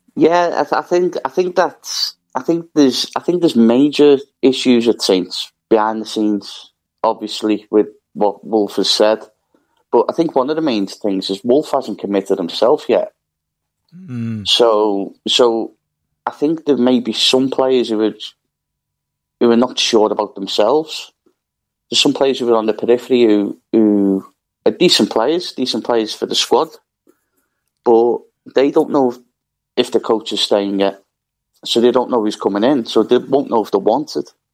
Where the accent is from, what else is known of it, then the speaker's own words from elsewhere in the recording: Liverpool, North West England, United Kingdom; growing up in Liverpool